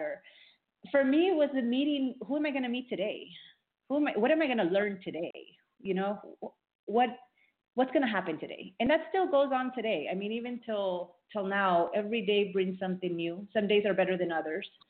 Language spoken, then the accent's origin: English; Miami, Florida, United States; also born or lived in Peru; I grew up in Miami, Florida, South Florida. Uh, I was born in Peru, so I come from a Peruvian family